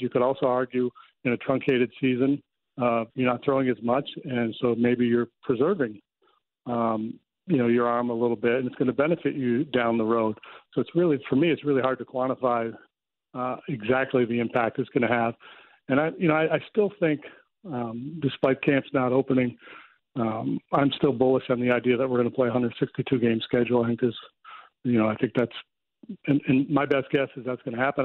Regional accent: United States; I'm American.

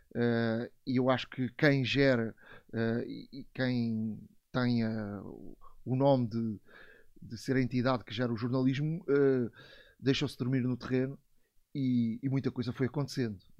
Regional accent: Montijo, Lisbon, Portugal; sou do, do Montijo, Alcochete

